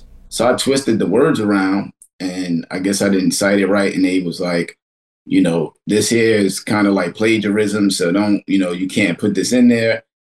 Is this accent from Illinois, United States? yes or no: no; New York City, New York, United States; I'm from Kensington, which is like one street over from where Flatbush begins.